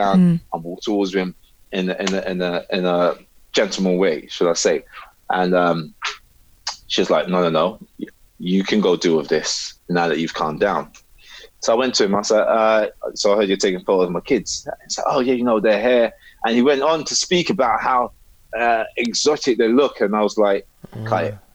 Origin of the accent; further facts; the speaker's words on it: Cork, Munster, Ireland; We're in Ireland, Cork. So I was born in Cork